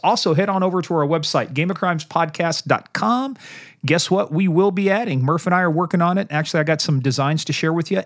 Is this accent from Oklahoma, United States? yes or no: no; Kansas, United States; I'm from Kansas